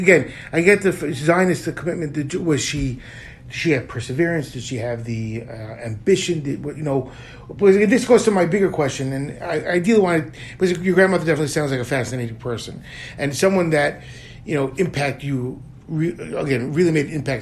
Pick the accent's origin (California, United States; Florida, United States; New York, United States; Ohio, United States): New York, United States; now in Israel; Growing up in New York, anywhere in America, you're sheltered.